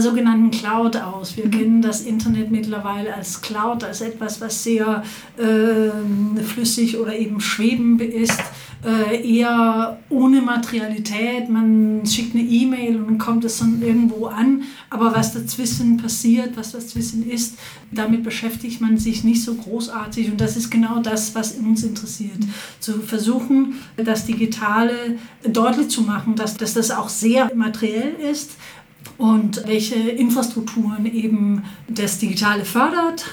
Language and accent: German; Copenhagen, Capital Region of Denmark, Denmark; moved away as an adult; also born or lived in Berlin; Ich komme aus Kopenhagen ursprünglich, wo ich äh, Psychologie studiert habe